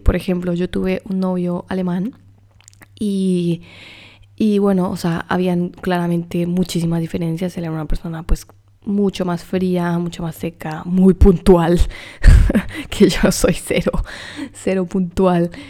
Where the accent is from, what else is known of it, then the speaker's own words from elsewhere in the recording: Colombia; yo soy colombiana